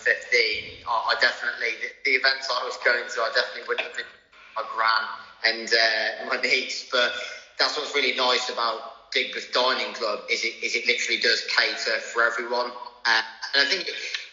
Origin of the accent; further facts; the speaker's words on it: Shrewsbury, West Midlands, United Kingdom; Shrewsbury. That's where I was born, actually. I'm from Shrewsbury